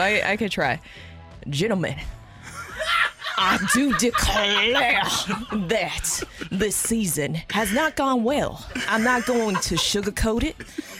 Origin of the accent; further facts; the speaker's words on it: the South, United States; accent: southern; my southern accent